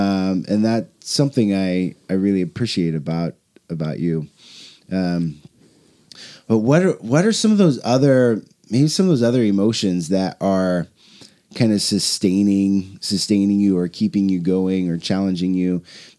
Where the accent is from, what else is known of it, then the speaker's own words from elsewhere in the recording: Portland, Oregon, United States; Jennifer, we grew up here in North Portland, you know, in the 90s, 80s and 90s